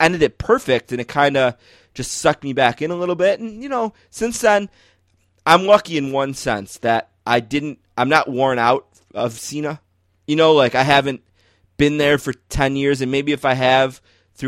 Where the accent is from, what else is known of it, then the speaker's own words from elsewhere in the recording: Buffalo, New York, United States; growing up in Buffalo